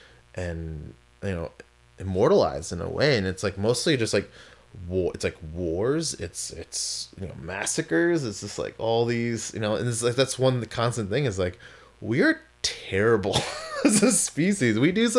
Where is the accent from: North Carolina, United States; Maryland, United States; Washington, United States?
Maryland, United States; also born or lived in California; because when I lived in California, people always thought I was either from like San Francisco or San Diego. I'm like, no, I'm from Maryland.